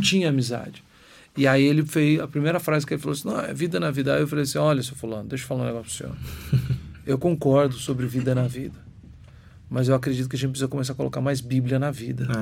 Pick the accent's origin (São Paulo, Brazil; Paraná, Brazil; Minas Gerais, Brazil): Minas Gerais, Brazil; eu sou de Minas